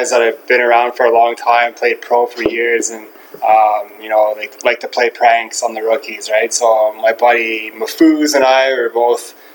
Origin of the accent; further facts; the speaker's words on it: Ottawa, Ontario, Canada; also born or lived in Charlottetown, Prince Edward Island; Moved to Ottawa when I was two. Played all my minor hockey for the Gloucester